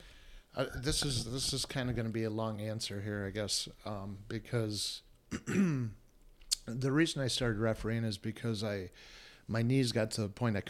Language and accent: English; Alpena, Michigan, United States; moved away; Alpena, my hometown